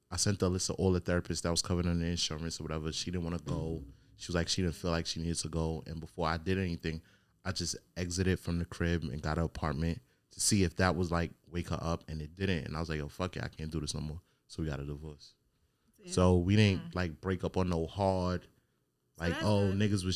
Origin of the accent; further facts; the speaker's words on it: New York, United States; now in Virginia, United States; I'm from New York